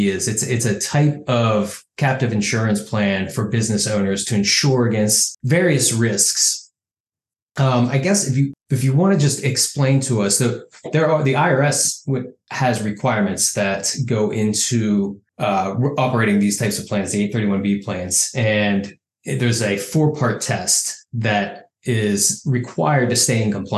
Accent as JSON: {"language": "English", "region": "West Virginia", "country": "United States", "tie": "born or raised there", "moved": "yes", "lives_now": "Virginia, United States", "said": "I grew up in West Virginia"}